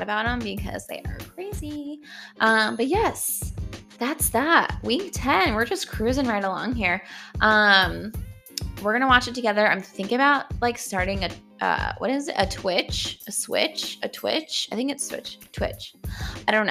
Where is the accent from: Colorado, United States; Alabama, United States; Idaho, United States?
Colorado, United States; Denver; I am from Denver, and this is this is in my blood